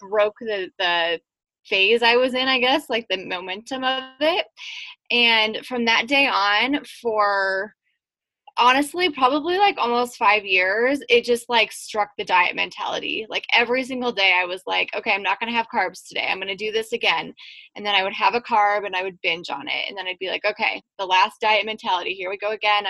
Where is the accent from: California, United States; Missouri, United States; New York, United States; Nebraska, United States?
Nebraska, United States; Western; I grew up in Western Nebraska